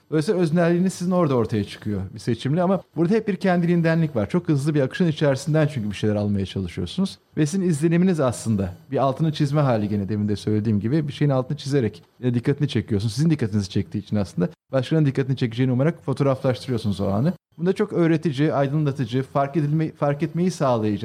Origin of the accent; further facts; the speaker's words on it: Istanbul, Turkey; Şehirin içinde doğup büyüdük. Ben yani İstanbullu birisiyim.